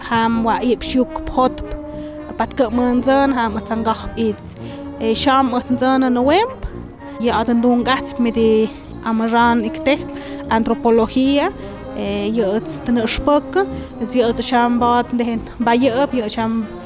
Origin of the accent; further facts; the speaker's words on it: Santa María Tlahuitoltepec, Oaxaca, Mexico; first language Mixe (Ayuuk); Spanish is a second language; originaria de una comunidad que se llama Santa María Tlautoltepec, que está al noreste del estado de Oaxaca. Prácticamente estamos en la sierra, ahí incrustadas en la sierra